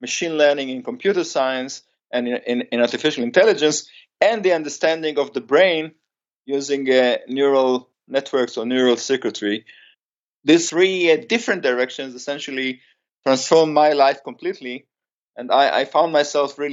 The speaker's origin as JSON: {"language": "English", "country": "Israel", "also_born_or_lived": "United States", "second_language": "English", "said": "I came back to Israel after being 6 years in the States"}